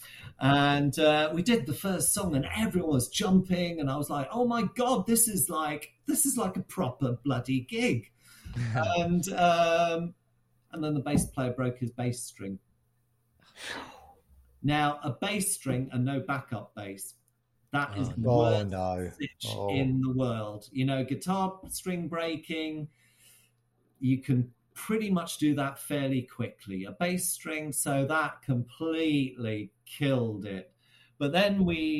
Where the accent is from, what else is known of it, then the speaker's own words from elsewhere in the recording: Shrewsbury, West Midlands, United Kingdom; back in my hometown of Shrewsbury